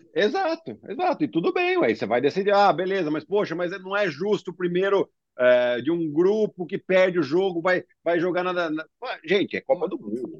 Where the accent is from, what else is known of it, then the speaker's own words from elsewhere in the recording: Brazil; nós como brasileiros